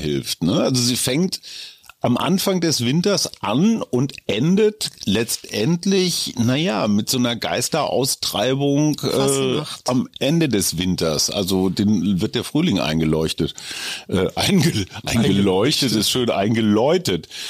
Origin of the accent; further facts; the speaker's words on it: Münster, North Rhine-Westphalia, Germany; moved away; wir hatten damals im katholischen Münster